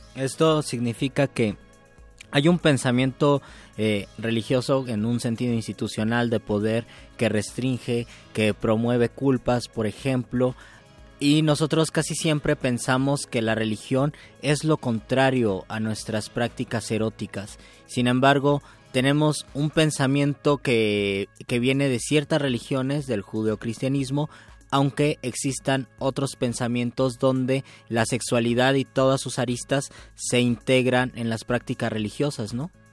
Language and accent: Spanish; Mexico; yo como muchos mexicanos, soy de un catolicismo en un sentido social o cultural